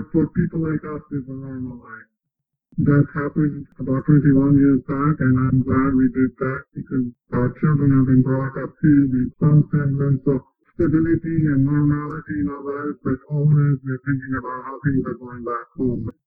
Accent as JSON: {"language": "English", "region": "Jammu and Kashmir", "country": "India", "tie": "born or raised there", "moved": "as an adult", "said": "I was born and brought up in Kashmir and lived there till the early 90s"}